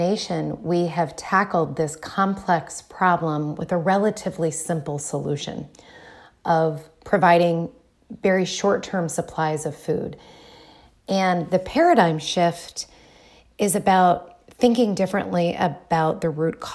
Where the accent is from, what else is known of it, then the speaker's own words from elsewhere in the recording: Dayton, Ohio, United States; moved away; also born or lived in Bloomington, Indiana; I am originally from Dayton, Ohio